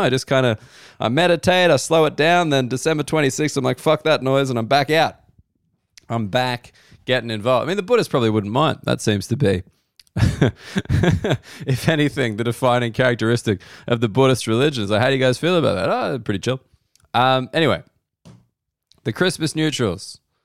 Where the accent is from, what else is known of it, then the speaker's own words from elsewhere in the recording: Australia; I'm an Australian and we're taught that a lot of things originated in the U K